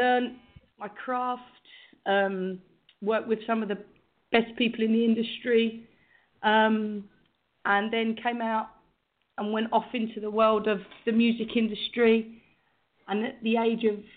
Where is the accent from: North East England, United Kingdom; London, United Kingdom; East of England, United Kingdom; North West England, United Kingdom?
London, United Kingdom; I was born and raised in London, East London, Whitechapel